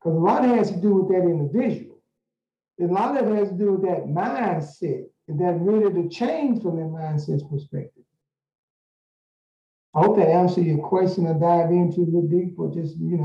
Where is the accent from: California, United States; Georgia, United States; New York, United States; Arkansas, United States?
Arkansas, United States; Pine Bluff; now in Little Rock, United States; I'm originally from Pine Bluff, Arkansas.